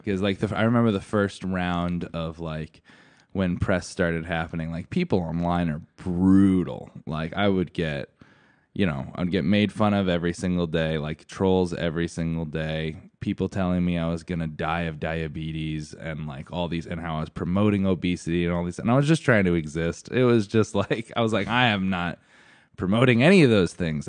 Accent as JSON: {"language": "English", "town": "Stratford", "region": "Connecticut", "country": "United States", "tie": "born or raised there", "said": "I grew up in Stratford, Connecticut"}